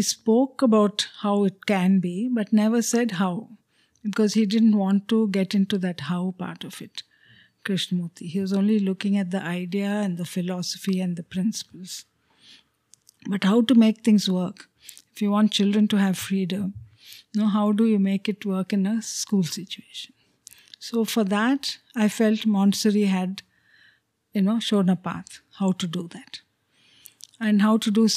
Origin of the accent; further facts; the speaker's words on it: Chennai, Tamil Nadu, India; first language Telugu; English is a second language; Though I grew up in Madras, I didn't know any Tamil because we were a Telugu-speaking family